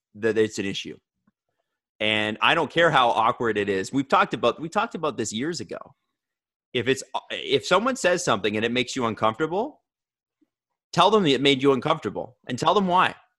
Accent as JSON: {"language": "English", "town": "Toronto", "region": "Ontario", "country": "Canada", "tie": "born or raised there", "said": "I grew up in Scarborough in a mixed race community"}